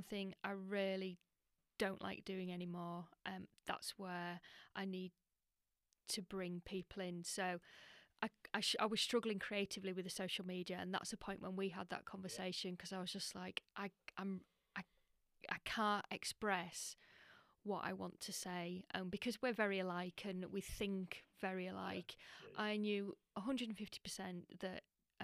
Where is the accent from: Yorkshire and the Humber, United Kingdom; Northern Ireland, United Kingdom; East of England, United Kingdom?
Yorkshire and the Humber, United Kingdom; Ripon; born or raised there